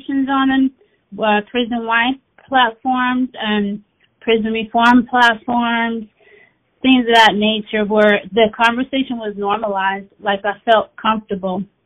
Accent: Daly City, California, United States; also born or lived in Oakland; I'm originally from the Bay Area. I was born in Oakland, raised in Daly City, and now I'm back in Oakland.

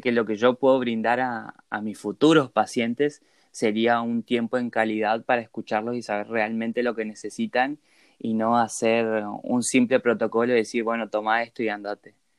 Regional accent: Posadas, Misiones, Argentina; also born or lived in Corrientes; soy de Posadas Misiones

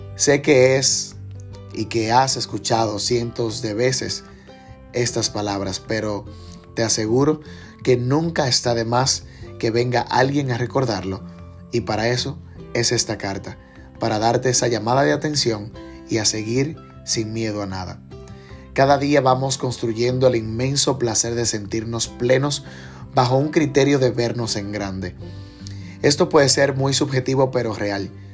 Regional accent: Dominican Republic; como buen dominicano

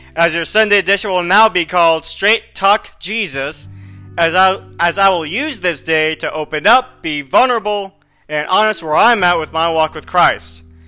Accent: Florida, United States; moved away as an adult; now in San Antonio, United States; a school that I got accepted in Florida is more or less within the same area or region of my hometown

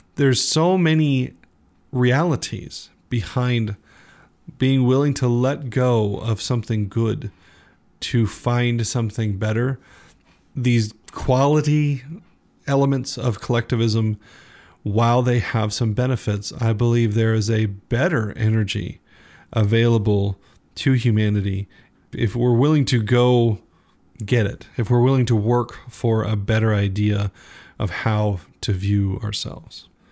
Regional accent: United States

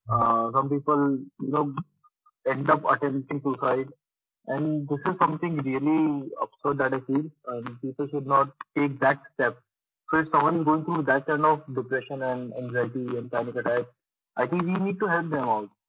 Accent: Nagpur, Maharashtra, India; also born or lived in Dubai; now in Pune, India; I am basically from Nagpur, but uh, most of my life I have stayed in Dubai and basically from the last five years I'm here in Pune.

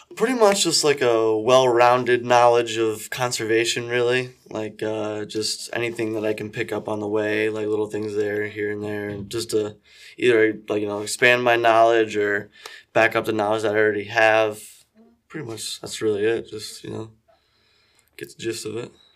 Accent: Brackney, Pennsylvania, United States; I am, uh, born and raised, uh, right here, uh, in Brackney, Pennsylvania

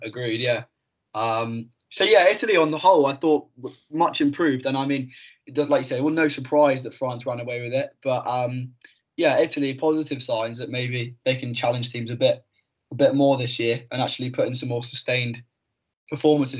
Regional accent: Kingsbridge, South West England, United Kingdom; moved away; I am from Devon, nice little town called Kingsbridge down there.

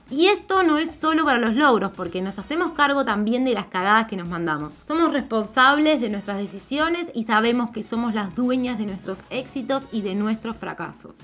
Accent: Argentina; Yo soy mujer, argentina, tengo 36

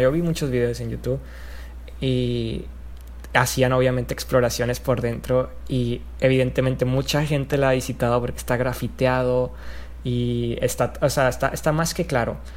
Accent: Allende, Nuevo León, Mexico; yo soy de Allende

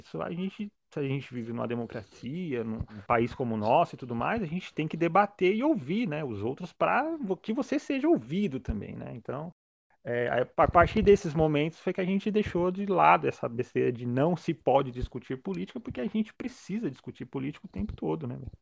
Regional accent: Santo André, São Paulo, Brazil; eu sou daqui de Santo André

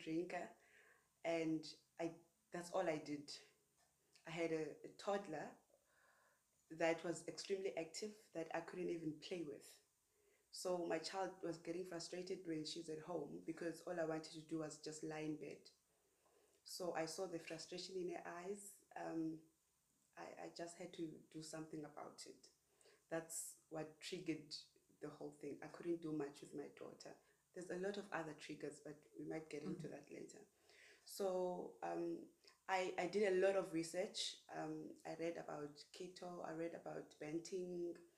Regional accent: Paarl, Western Cape, South Africa; moved away as an adult; I'm originally from Paarl

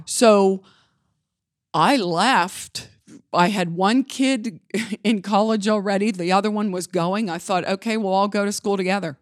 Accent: Johnstown, Pennsylvania, United States; also born or lived in Altoona, Pennsylvania / Indiana, Pennsylvania / Gettysburg, Pennsylvania / Pittsburgh, Pennsylvania; now in Beaver Falls, United States; I was raised in Johnstown, Pennsylvania

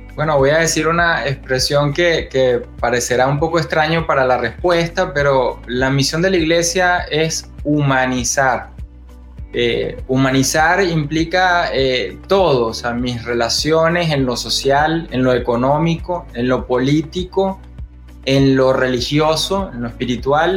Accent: Venezuela; yo soy laico, venezolano, teólogo

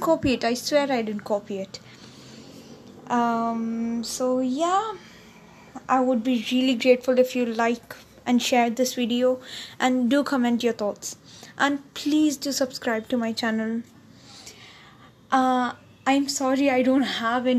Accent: South India, India; I am an Indian, or you can say South Indian to be precise

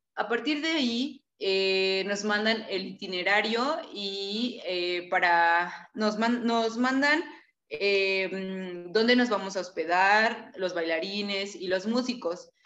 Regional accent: Tlaxiaco, Oaxaca, Mexico; Tlajiaco, donde, de donde soy yo

